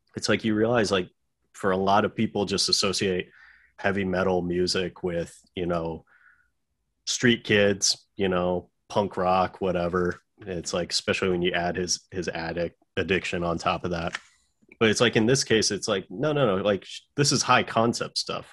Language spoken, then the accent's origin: English; United States; as an American